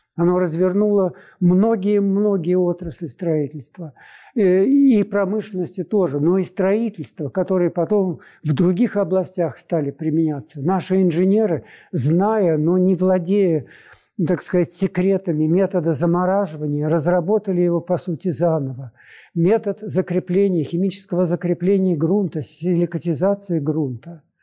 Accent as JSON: {"language": "Russian", "region": "Moscow", "country": "Russia"}